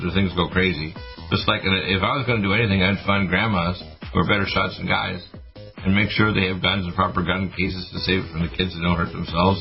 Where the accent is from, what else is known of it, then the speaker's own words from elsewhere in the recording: Canada; moved away; also born or lived in Detroit, Michigan, United States / Nova Scotia / British Columbia / Alberta; I was born in Detroit, but raised when I was a kid in Canada